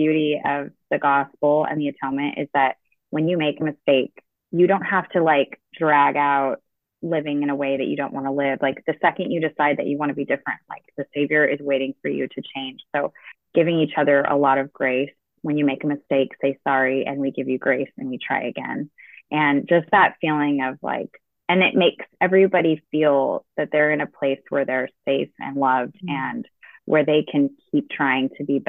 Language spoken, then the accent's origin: English; California, United States; now in New England, United States; I grew up in California